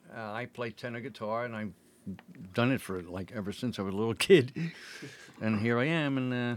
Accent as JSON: {"language": "English", "town": "Philadelphia", "region": "Pennsylvania", "country": "United States", "said": "I'm from Philly."}